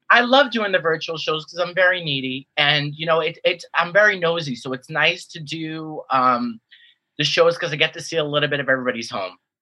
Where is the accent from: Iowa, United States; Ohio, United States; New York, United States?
New York, United States; New York City; I'm from New York, and you know kind of like my hometown show